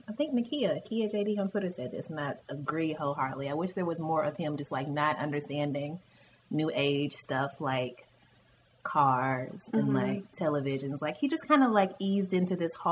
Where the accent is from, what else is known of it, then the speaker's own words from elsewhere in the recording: Louisville, Kentucky, United States; now in New York, United States; home for both of us is in the South. I'm from Louisville, Kentucky